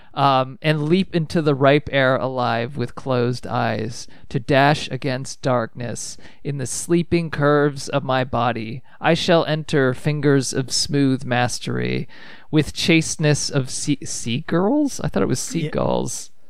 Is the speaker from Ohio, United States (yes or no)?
yes; Ohio, United States; I grew up in Ohio.